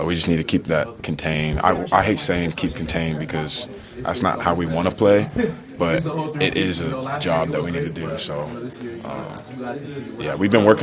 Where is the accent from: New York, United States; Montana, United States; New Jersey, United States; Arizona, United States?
Arizona, United States; moved away; I'm from Arizona, so I'm used to it